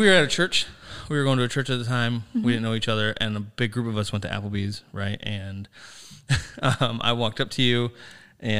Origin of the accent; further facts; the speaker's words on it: Sandusky, Ohio, United States; moved away; also born or lived in New Philadelphia, Ohio / Cleveland, Ohio; I grew up in Sandusky